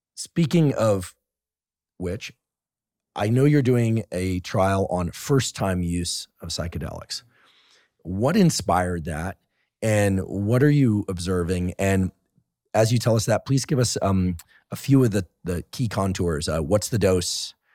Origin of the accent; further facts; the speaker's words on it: Bay Area, California, United States; I grew up in the Bay Area